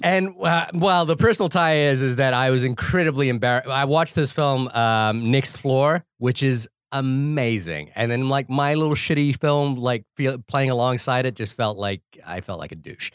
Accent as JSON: {"language": "English", "country": "New Zealand", "said": "I think it's a characteristic of being a New Zealander"}